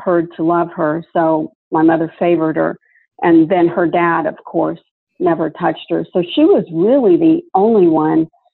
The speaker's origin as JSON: {"language": "English", "area": "Hollywood, New Hope", "region": "Florida", "country": "United States", "tie": "born or raised there", "said": "we moved from Hollywood, Florida, way out into the woods. And the name of the place is New Hope, Florida"}